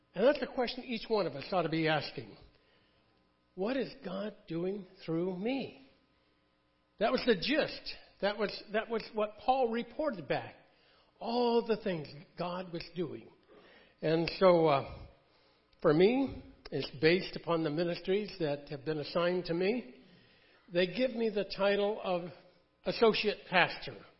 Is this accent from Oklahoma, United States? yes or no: no; Connecticut, United States; I was born in Connecticut